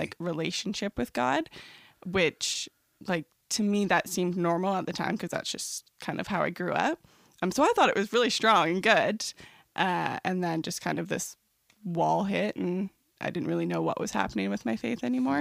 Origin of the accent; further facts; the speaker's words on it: Trenton, Ontario, Canada; moved away as an adult; now in St. Catharines, Canada; I grew up in Trenton, so it's about two hours east of Toronto